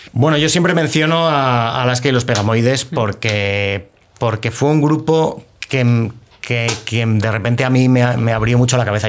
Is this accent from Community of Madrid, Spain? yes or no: yes; Madrid, Community of Madrid, Spain; soy de Madrid, nací en Madrid